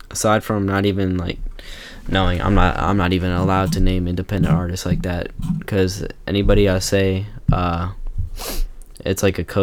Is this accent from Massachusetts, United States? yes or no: yes; Boston, Massachusetts, United States; born and raised in Boston, Massachusetts